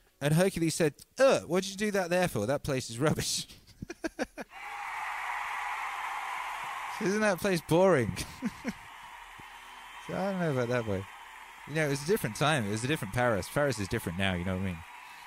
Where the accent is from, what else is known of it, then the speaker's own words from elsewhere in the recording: England, United Kingdom; the English pig dogs like myself